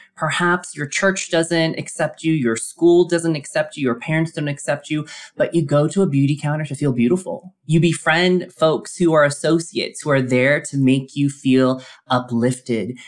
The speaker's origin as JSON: {"language": "English", "town": "Colorado Springs", "region": "Colorado", "country": "United States", "tie": "born or raised there", "said": "growing up in Colorado Springs, Colorado, as the lone Asian American kid"}